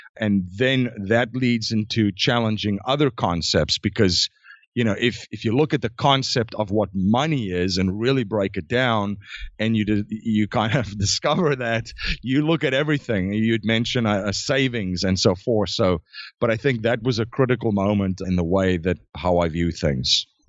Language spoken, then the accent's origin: English; South Africa; I was born in South Africa, born and raised, and grew up